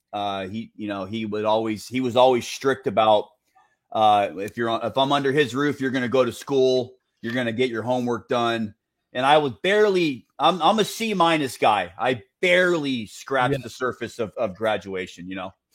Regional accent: Santa Ana, California, United States; I grew up off 17th Street

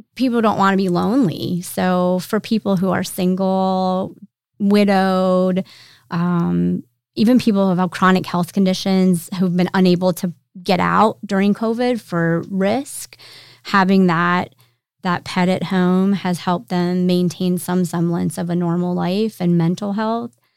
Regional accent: York, Pennsylvania, United States; moved away as an adult; now in Roanoke, United States; I am originally from Pennsylvania, but we've lived here long enough that Roanoke's home

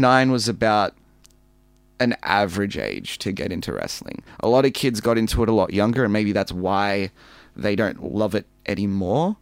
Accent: Melbourne, Victoria, Australia; I grew up in Melbourne

